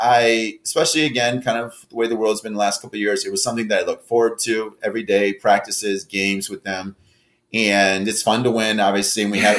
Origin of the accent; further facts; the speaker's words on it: Midwest, United States; also born or lived in Texas; even though I'm from the Midwest